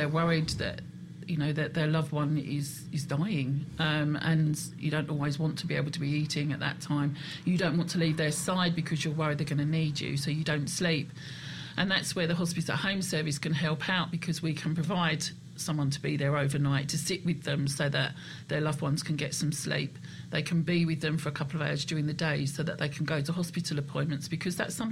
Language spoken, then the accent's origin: English; United Kingdom; We're British